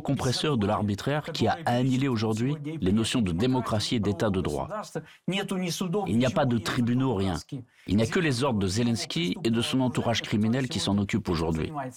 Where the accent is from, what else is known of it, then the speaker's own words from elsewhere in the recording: Ukraine; moved away; nous avons quitté l'Ukraine, mais nous sommes Ukrainiens